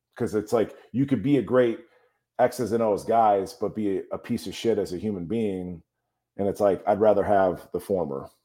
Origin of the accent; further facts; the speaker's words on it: Chicago, Illinois, United States; I'm from Chicago